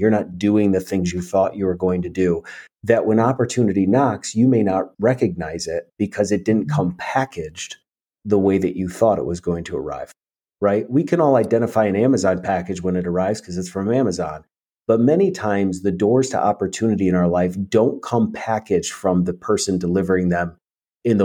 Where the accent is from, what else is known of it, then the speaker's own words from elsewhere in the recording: New York, United States; now in Tennessee, United States; I think I appreciate where I came from, but I also realize that, you know, a lot of where we grew up